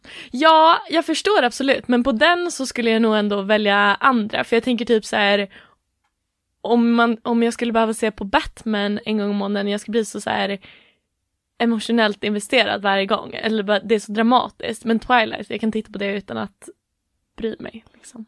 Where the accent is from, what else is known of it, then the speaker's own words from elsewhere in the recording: Åland Islands; moved away as an adult; now in Gothenburg, Sweden; bor i Göteborg, kommer från Åland